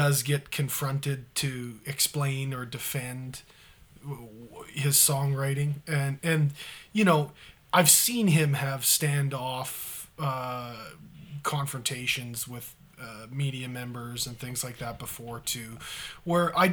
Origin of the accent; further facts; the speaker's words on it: Canada; flag bearer for us as Canadians